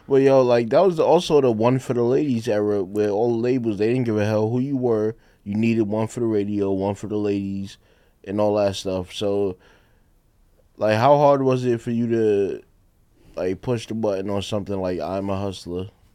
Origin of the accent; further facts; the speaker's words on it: New York City, New York, United States; I'm from the projects. I'm from Fort Greene